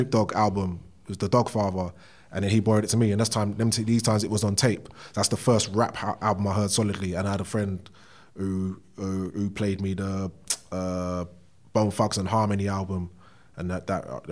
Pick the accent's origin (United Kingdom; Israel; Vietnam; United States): United Kingdom; London; I'm from Bow, East London. If anyone knows where that is, just basically, if you're coming from the south, it's right outside the Blackwall Tunnel, and in between Hackney and Newham, pretty much. I was raised there